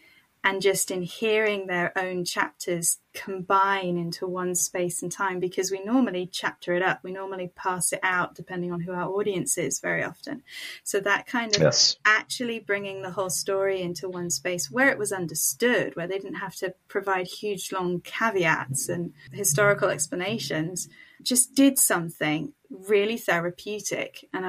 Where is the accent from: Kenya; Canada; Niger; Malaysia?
Niger; now in United Kingdom; I grew up in Niger, West Africa, to missionary parents who were British. I am white. And I now live in the UK, in England, in a smallish market town, which I have made my home.